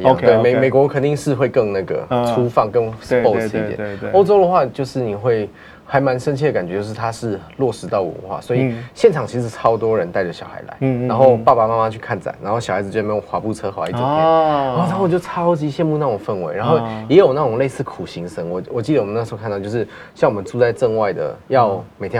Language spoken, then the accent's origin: Chinese; Taiwan; 因为第一个我们从台湾飞过来很远